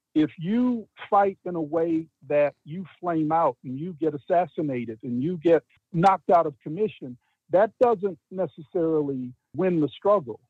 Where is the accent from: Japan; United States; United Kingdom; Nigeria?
United States; Beaumont, Texas; moved away as an adult; also born or lived in New York; now in Amherst, United States; my hometown of Beaumont